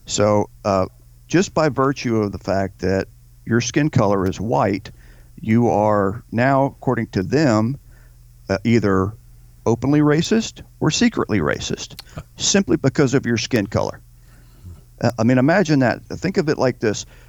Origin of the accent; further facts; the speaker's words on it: United States